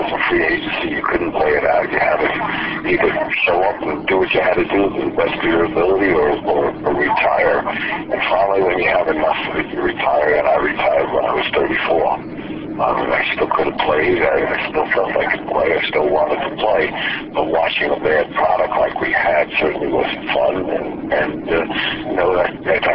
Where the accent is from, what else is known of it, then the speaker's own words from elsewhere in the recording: New York City, New York, United States; growing up in the Bronx